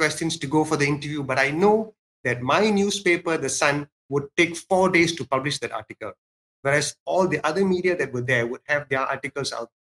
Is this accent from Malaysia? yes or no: yes; Ipoh, Perak, Malaysia; moved away; before I left my hometown, I won't say I left my hometown. My dad kind of kicked me out